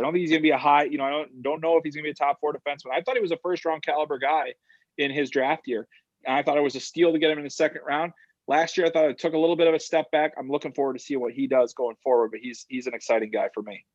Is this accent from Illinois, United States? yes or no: yes; Chicago, Illinois, United States; I grew up in Chicago